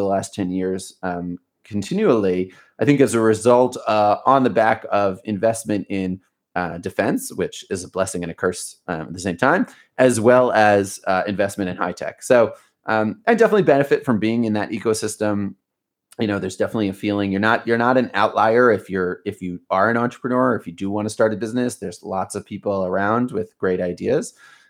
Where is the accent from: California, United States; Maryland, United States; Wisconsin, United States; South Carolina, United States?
Maryland, United States; Baltimore; moved away as an adult; now in Israel; I grew up in Baltimore. I grew up in the US and I left at age 18. And now I you know, and I've been here and I'm 35. So I've spent about half of my life in the States and about half of my life here in Israel.